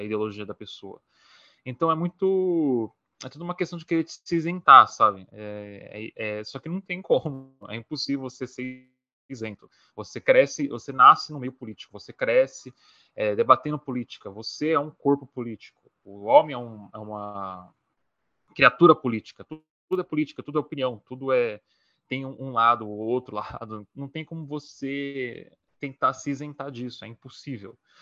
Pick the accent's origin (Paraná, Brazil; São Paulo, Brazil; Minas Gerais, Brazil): São Paulo, Brazil; sou de São Paulo, SP